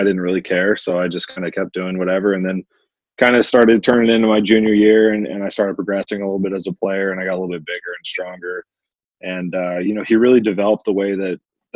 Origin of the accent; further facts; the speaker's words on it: Albuquerque, New Mexico, United States; I was born and raised in Albuquerque, New Mexico